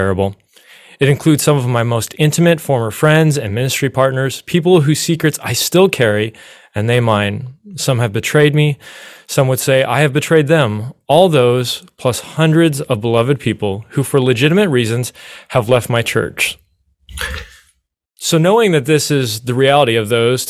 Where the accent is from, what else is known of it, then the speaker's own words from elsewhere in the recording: Chicago, Illinois, United States; moved away; I'm originally from Chicago